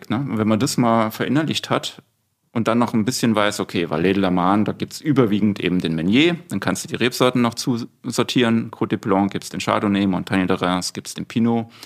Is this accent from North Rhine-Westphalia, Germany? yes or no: no; Saarland, Germany; also born or lived in Austria; now in Palatinate, Germany; als gebürtiger Saarländer